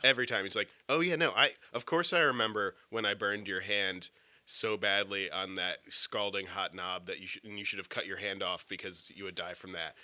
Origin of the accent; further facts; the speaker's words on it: United States; now in outside Washington, D.C., United States; I grew up outside of New York